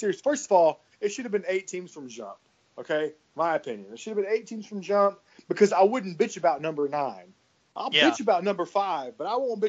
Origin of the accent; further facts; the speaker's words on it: the South, United States; We're all from the South. We're all from the South, kind of.